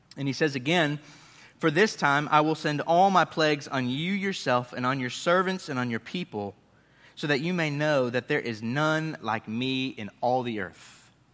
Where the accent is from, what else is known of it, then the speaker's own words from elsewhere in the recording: Northeast, United States; moved away; I grew up in the Northeast